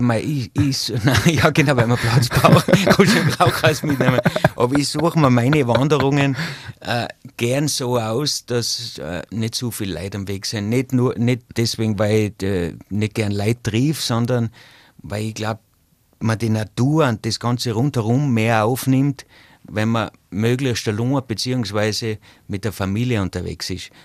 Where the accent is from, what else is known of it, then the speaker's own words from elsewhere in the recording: Zillertal, Tyrol, Austria; bei uns im Zillertal